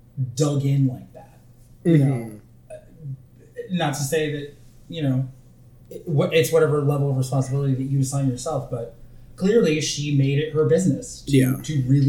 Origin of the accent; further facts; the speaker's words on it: Bay Area, California, United States; When I was growing up in the Bay Area in California